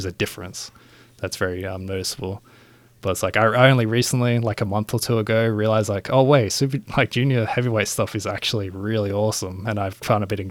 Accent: Australia; we're Australian

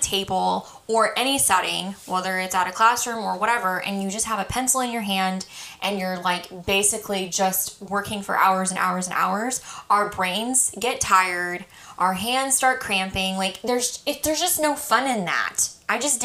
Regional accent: Colorado, United States; our church group that I went to as a child growing up in Colorado

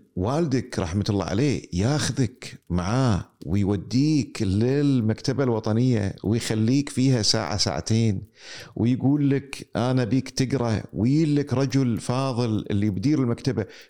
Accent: Kuwait; عندنا في الكويت

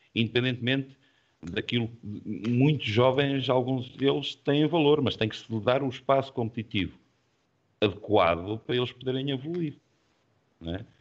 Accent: Vizela, Norte, Portugal; eu sou nortenho, portanto eu nasci em Vizela, uh, joguei lá

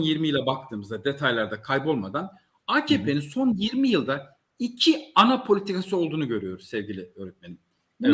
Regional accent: Malatya, Turkey; biyolojik olarak Malatyalıyım. Ben Malatya'nın bir devlet okulunda yetiştim.

